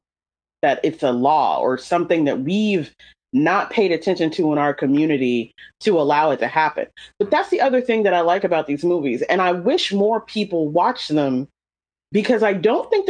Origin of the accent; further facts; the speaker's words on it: North Carolina, United States; I'm from North Carolina.